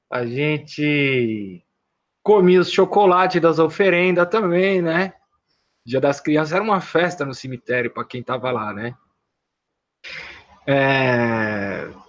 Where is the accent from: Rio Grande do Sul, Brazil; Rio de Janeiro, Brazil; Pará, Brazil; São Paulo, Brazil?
São Paulo, Brazil; Eu sou da Zona Leste de São Paulo. Eu nasci em Itaquera, me criei morei em São Mateus, na região é, ali da André de Almeida.